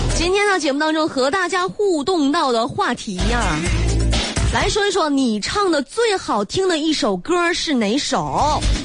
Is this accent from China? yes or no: yes; Northeast China, China; 很多人知道我是东北的